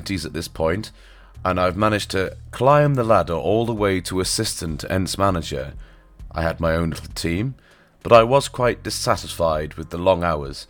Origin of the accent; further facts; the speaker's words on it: Norfolk, East of England, United Kingdom; accent: touch of farmer; This was back in Norfolk, by the way, hence the touch of farmer in my accent